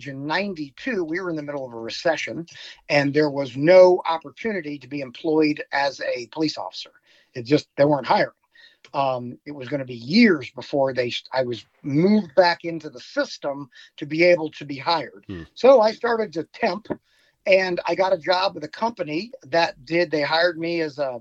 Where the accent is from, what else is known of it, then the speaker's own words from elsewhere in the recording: Virginia, United States; moved away as an adult; also born or lived in Florida / Colorado / Seattle, Washington / Portland, Oregon; growing up in Virginia